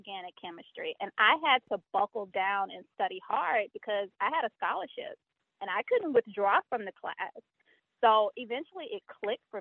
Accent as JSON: {"language": "English", "region": "the South", "country": "United States", "also_born_or_lived": "Brooklyn, New York", "moved": "as an adult", "said": "I'm from the South"}